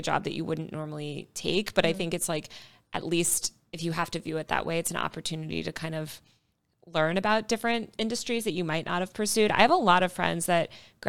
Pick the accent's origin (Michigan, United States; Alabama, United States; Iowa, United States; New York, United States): New York, United States; It's my hometown. I was born there.